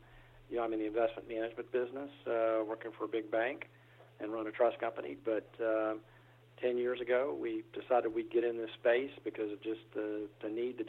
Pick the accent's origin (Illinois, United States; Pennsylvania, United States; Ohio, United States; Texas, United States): Texas, United States; Houston; also born or lived in Austin, United States; Yeah, I'm from Houston, Texas. Born in Austin, Texas, lived in Texas, you know, my whole life.